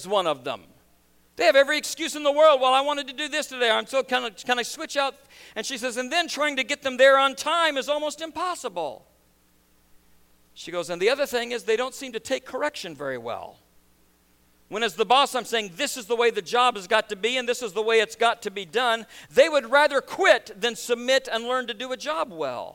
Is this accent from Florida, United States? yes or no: no; Nebraska, United States; moved away as an adult; also born or lived in Baton Rouge, Louisiana; now in New York, United States; 3 months after I was born, my dad made a conscious decision that I would not be raised in the South. And so they picked up and they moved to Nebraska